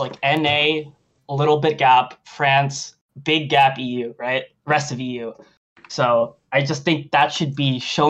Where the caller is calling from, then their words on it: Delaware, United States; Oh, I'm calling in from Delaware.